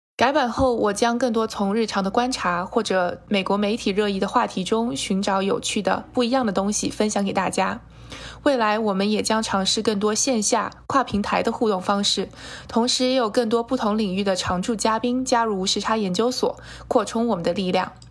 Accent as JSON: {"language": "Chinese", "country": "China", "tie": "born or raised there", "moved": "yes", "lives_now": "United States", "said": "我是土生土长的中国人"}